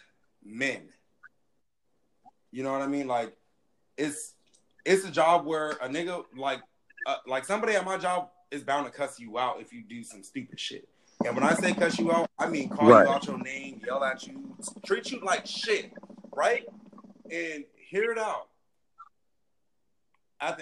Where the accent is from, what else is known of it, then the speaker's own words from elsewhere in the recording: Riverside, United States; I was born on 14th Street. I'm from Riverside